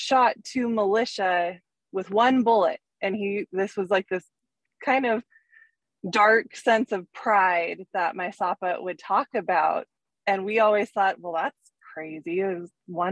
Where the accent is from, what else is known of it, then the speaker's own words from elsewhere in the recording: Pierce County, Washington, United States; growing up in Pierce County, growing up on the reservation, and then even moving away from the reservation for middle school and high school